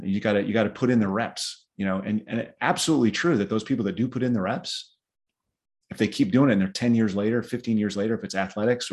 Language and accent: English; South Dakota, United States; I grew up in South Dakota